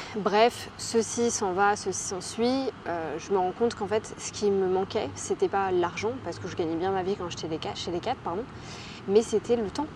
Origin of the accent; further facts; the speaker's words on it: Brittany, France; moved away as an adult; also born or lived in England / Barcelona, Spain / Brest, France; now in Bangkok, Thailand; On est du coup reparti en France, là d'où on venait, donc en Bretagne